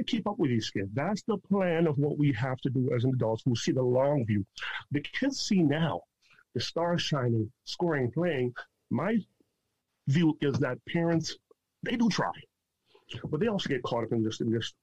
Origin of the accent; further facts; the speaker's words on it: Toronto, Ontario, Canada; also born or lived in Jamaica; I'm from Toronto, from Jane and Wilson, child farm kid